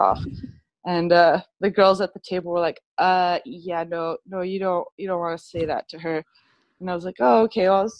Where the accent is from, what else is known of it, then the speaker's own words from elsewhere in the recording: Victoria, British Columbia, Canada; moved away; I'm from Victoria originally